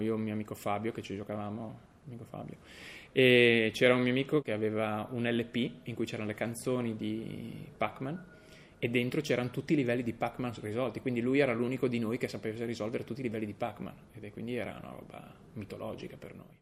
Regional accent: Udine, Friuli-Venezia Giulia, Italy; da Udine, dove vengo

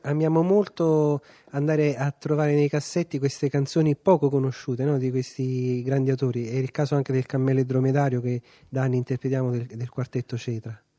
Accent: Caserta, Campania, Italy; io essendo casertano, quei 30 km fanno la differenza.

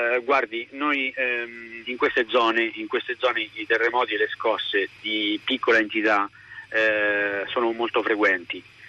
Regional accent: Rieti, Lazio, Italy; parlo da cittadino di questa comunità, perché io sono di Rieti

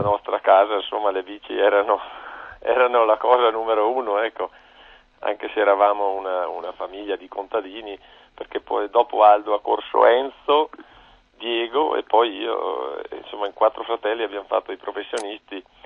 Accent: Palù di Giovo, Trentino-Alto Adige, Italy; sono nato, 19651 a Paludi Giovo

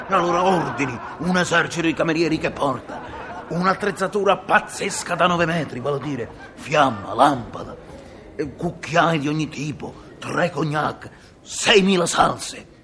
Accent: Liguria, Italy; sono ligure

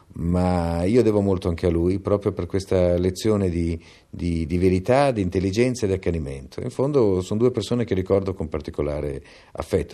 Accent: Milan, Lombardy, Italy; Io sono nato a Milano

